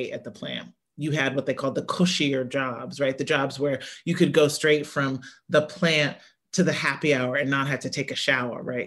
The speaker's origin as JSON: {"language": "English", "region": "Midwest", "country": "United States", "tie": "born or raised there", "said": "I grew up in the Midwest where like the UAW jobs, the manufacturing jobs were like the best jobs"}